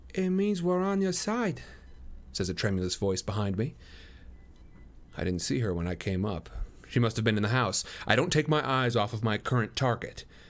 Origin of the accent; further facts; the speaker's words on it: Midwest, United States; I grew up in the Midwest